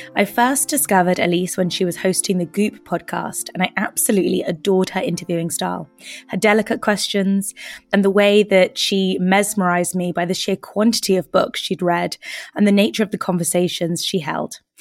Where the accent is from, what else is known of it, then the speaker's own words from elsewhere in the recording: United Kingdom; as British women